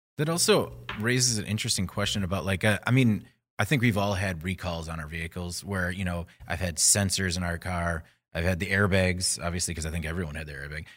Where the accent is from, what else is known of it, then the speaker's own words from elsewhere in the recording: Burlington, Wisconsin, United States; I grew up in Burlington, Chocolate City, U S